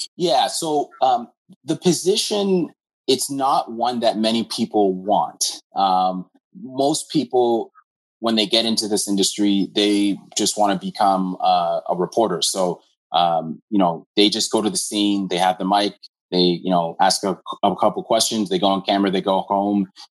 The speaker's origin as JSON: {"language": "English", "town": "Hamilton", "region": "Ontario", "country": "Canada", "tie": "born or raised there", "also_born_or_lived": "Scarborough", "said": "I'm from Hamilton. Um, was born in Scarborough, but uh, raised in Hamilton."}